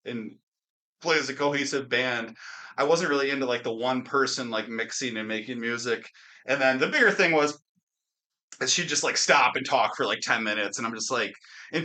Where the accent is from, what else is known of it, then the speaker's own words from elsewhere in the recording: Wisconsin, United States; my home state of Wisconsin